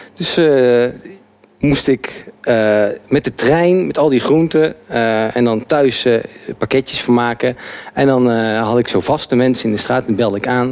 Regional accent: Arnhem, Gelderland, Netherlands; moved away as an adult; now in Amsterdam, Netherlands; ik ben geboren getogen in Arnhem

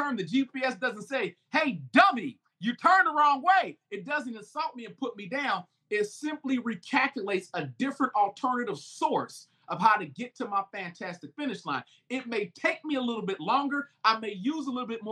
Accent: United States; I'm African American

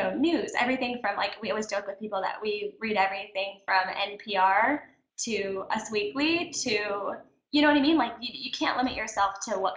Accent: Kentucky, United States; now in Orange County, United States; when we were growing up in Kentucky

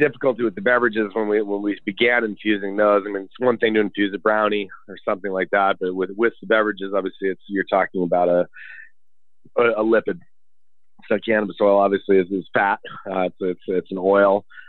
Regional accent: Boulder, Colorado, United States; being born and raised in Boulder

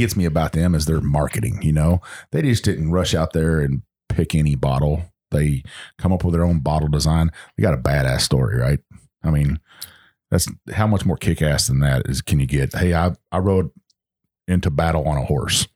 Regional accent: the South, United States; accent: Southern; my Southern accent

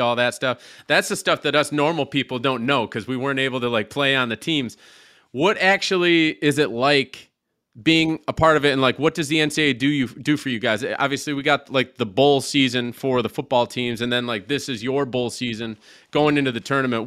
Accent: Syracuse, New York, United States; I'm from Syra-, the Syracuse area.

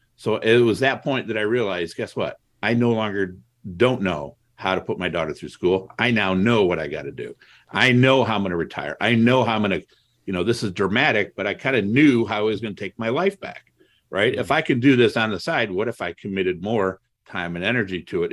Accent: Toledo, Ohio, United States; also born or lived in Cleveland, Ohio; I grew up in Toledo, Ohio.

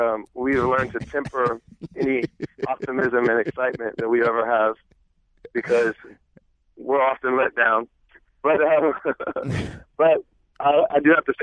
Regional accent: Springfield, Ohio, United States; moved away; I'm from Springfield, Ohio

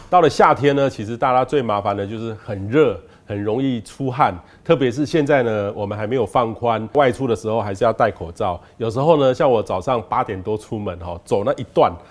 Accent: Taiwan; 其实皮肤癌我们台湾人发生的比例是没那么高，

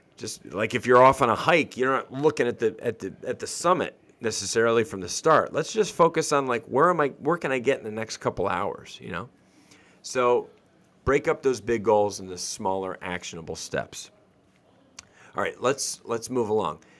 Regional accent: Northeast, United States; moved away; I grew up in the Northeast

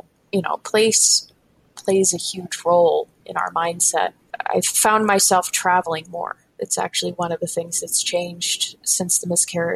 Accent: Northeast, United States; I grew up in the Northeast.

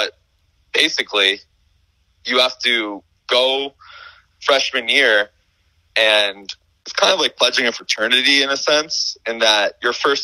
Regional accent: South Florida, United States; moved away as an adult; also born or lived in Syracuse; I'm from South Florida. I joined our high school newspaper

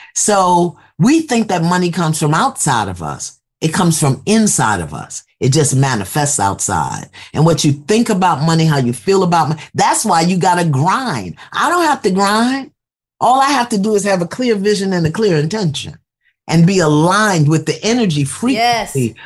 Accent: New York City, New York, United States; I'm from Brooklyn

